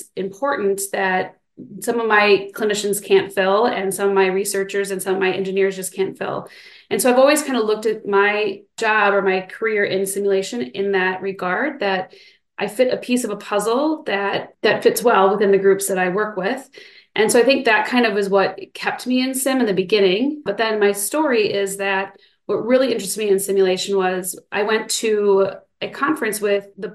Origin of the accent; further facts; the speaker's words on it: Midwest, United States; also born or lived in Minnesota; now in Madison, United States; Originally, I'm from the Midwest, so I've been in the Midwest my whole life